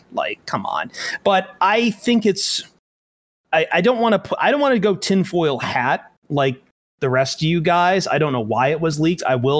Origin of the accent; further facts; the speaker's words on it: Toledo, Ohio, United States; Toledo, which I love. That's my hometown.